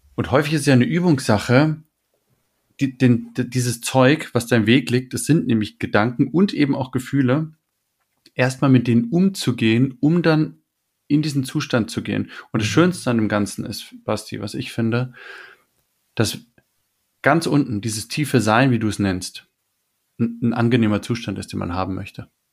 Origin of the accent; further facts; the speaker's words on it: Germany; wir sind jetzt bei den Deutschland aufgewachsen